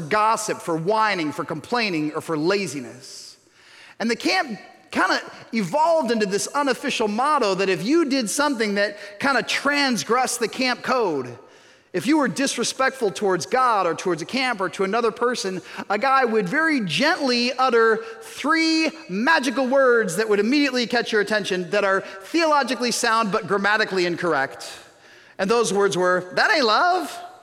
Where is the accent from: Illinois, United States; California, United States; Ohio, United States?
Illinois, United States; suburban Chicago; I'm from suburban Chicago